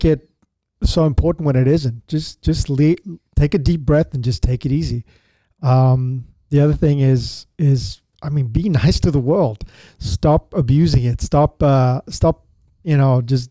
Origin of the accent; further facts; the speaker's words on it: Zambia; now in Houston, United States; we grew up in Zambia together